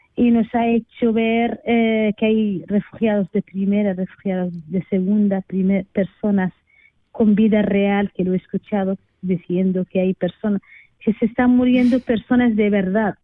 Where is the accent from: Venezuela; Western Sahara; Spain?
Western Sahara; moved away; soy del Sáhara Occidental